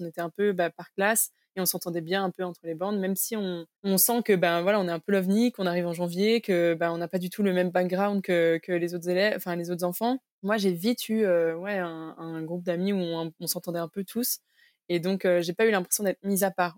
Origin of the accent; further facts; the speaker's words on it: Belgium; also born or lived in Cambodia / Mexico; toutes ces années d'adolescence qui, je pense, sont cruciales aussi dans notre construction, je les ai passées en Belgique